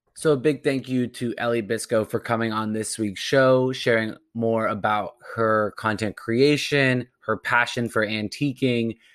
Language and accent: English; California, United States; also born or lived in Providence; now in Boston, United States; I grew up in California